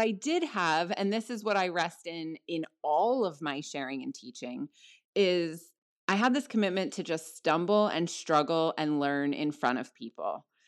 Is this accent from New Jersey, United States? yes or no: yes; New Jersey, United States; I'm in South Jersey right now. My husband and I met here, we met in middle school.